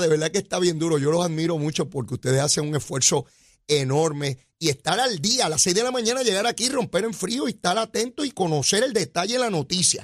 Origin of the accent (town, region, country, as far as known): Puerto Rico